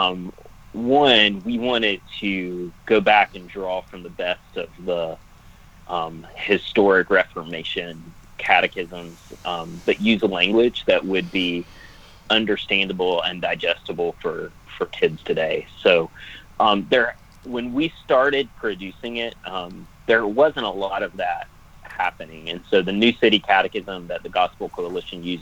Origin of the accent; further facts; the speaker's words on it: Americus, Georgia, United States; I grew up in Americus